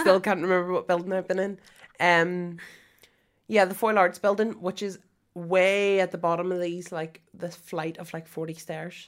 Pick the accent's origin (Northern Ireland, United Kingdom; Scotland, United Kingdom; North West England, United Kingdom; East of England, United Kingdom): Northern Ireland, United Kingdom; Moira; I'm from Moira